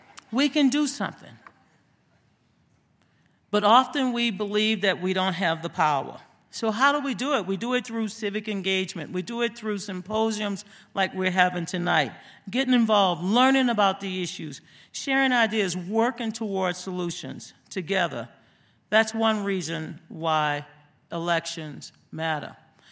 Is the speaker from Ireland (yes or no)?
no; Louisiana, United States; back in my home state of Louisiana